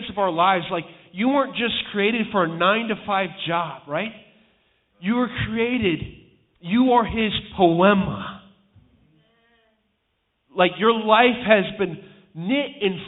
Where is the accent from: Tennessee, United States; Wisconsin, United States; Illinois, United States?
Illinois, United States; Chicago; moved away; also born or lived in New England; I'm from Chicago, Illinois